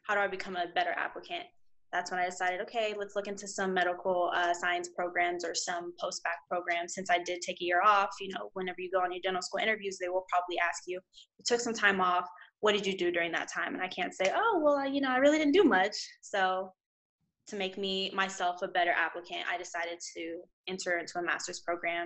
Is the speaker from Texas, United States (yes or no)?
yes; Houston, Texas, United States; I'm from Houston, Texas